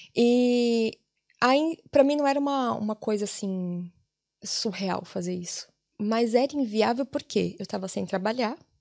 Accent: São Paulo, Brazil; moved away as an adult; now in Ireland; Eu sou de São Paulo

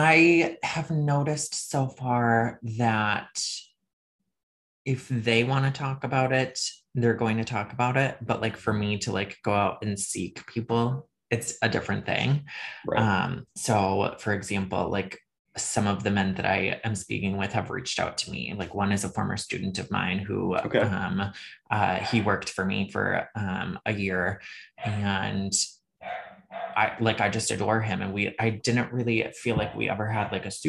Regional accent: Northern Michigan, United States; moved away; Rural, small town, Northern Michigan, like up by the Great Lakes.

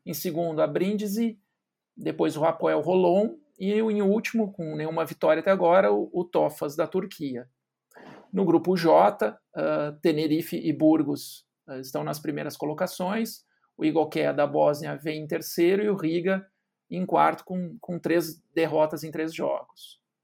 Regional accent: Cachoeira do Sul, Rio Grande do Sul, Brazil; parceiro de basquete das antigas lá em Cachoeira do Sul

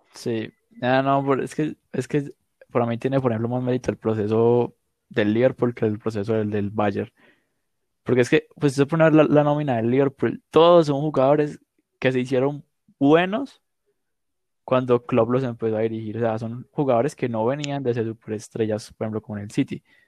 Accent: Medellín, Antioquia, Colombia; yo nací acá, yo me crio acá

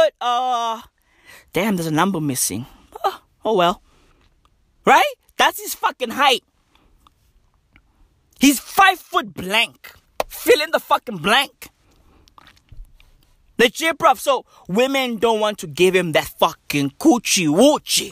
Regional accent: South Africa; I'm South African

